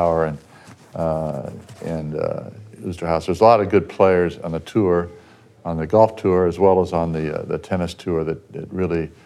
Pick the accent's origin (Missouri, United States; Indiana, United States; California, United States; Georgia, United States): California, United States; Pasadena; I grew up in Pasadena.